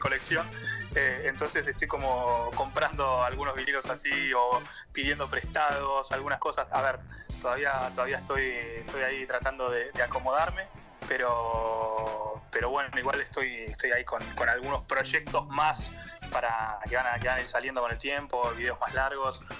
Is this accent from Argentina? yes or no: yes; Chubut, Argentina; moved away as an adult; now in Paris, France; yo soy de Chubut